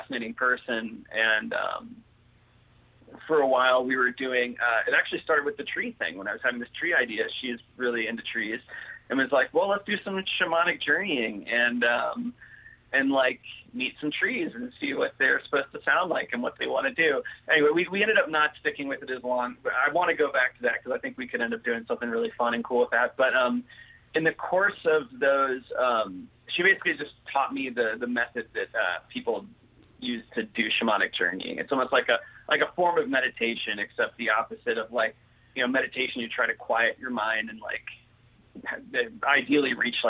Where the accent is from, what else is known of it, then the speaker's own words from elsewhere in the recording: Ohio, United States; I grew up in Ohio